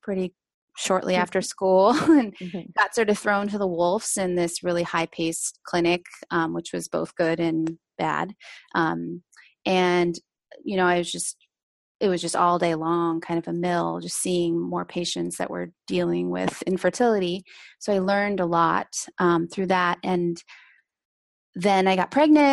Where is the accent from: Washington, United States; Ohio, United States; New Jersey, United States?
Washington, United States; Seattle; I grew up in Seattle